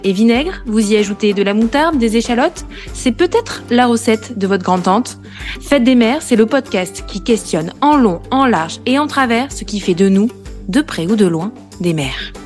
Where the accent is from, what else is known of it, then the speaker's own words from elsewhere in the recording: Corrèze, Nouvelle-Aquitaine, France; moved away as an adult; now in Paris, France; Je suis originaire de Corrèze et je vis à Paris depuis 2015.